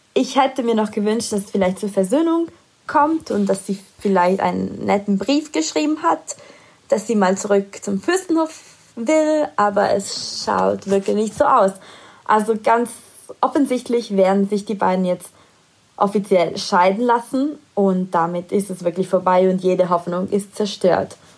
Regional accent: Italy; moved away; in meiner Heimat. Er war in Italien

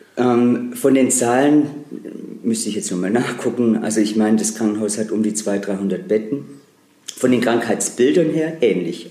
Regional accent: Baden-Württemberg, Germany; now in Trier, Germany; ich komme aus einer Familie aus Baden-Württemberg

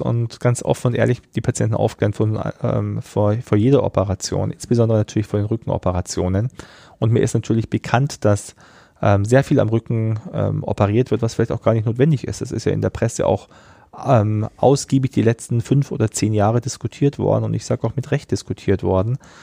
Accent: Rosenheim, Bavaria, Germany; also born or lived in Braunschweig/Wolfsburg region; now in Braunschweig, Germany; bin ich ja in Rosenheim aufgewachsen, also fast in den Bergen.

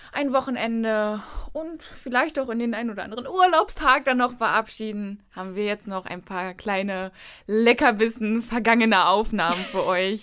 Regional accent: Berlin, Germany; moved away as an adult; also born or lived in northern Germany; als eigentlich gebürtige Berlinerin, auch der bestimmt dritten oder vierten Generation

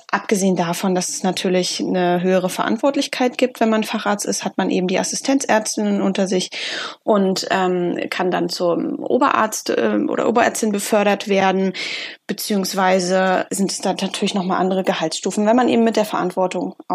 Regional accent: Berlin, Germany; ich komme ja auch aus Berlin wie

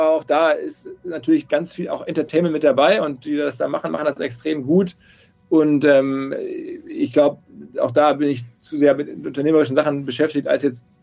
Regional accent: North Rhine-Westphalia, Germany; Ich bin aus dem Ruhrgebiet und das haben meine Eltern mir geschenkt

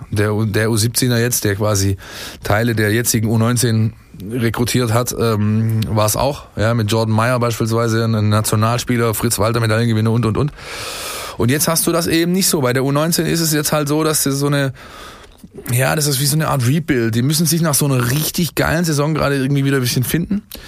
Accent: Ensingen, Baden-Württemberg, Germany; ich bin äh, in Ensingen aufgewachsen, da wo der Sponsor des VfB Stuttgart sein Wasser aus dem Boden zieht

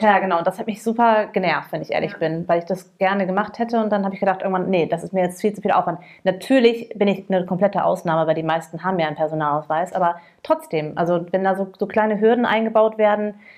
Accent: United States; now in Cologne, Germany; ich als Amerikanerin

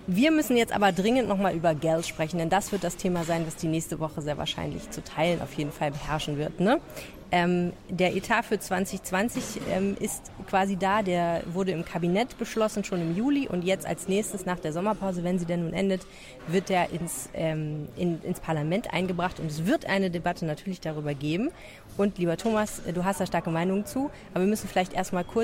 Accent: Germany; Bei mir würde ja einfach nur stehen, ich bin Deutsche.

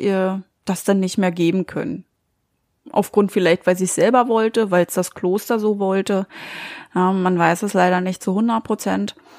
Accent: Germany; bei uns in Deutschland

